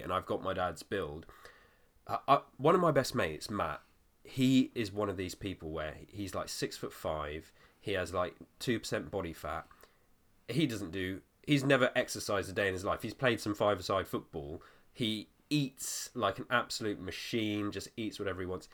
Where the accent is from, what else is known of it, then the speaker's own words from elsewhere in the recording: Weymouth, South West England, United Kingdom; my hometown was, like, a really small detour from where you were